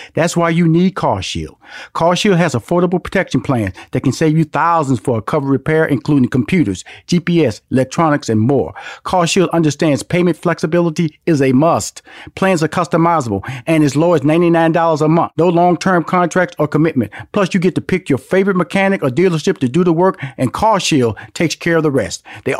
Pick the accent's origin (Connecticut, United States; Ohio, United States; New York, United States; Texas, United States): Texas, United States; Houston; I was born and raised in Houston, Texas. So I had Texas Southern in Houston